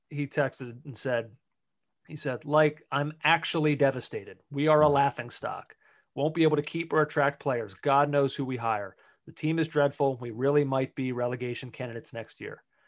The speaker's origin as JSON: {"language": "English", "country": "United States", "said": "we as American soccer fans"}